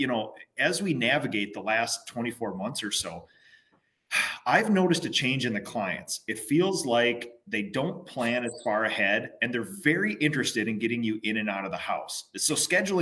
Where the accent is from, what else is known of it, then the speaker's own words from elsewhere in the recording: Minnesota, United States; I'm a Minnesotan